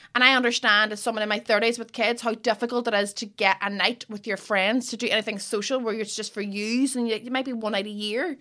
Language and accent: English; Derry, Northern Ireland, United Kingdom; I'm from Derry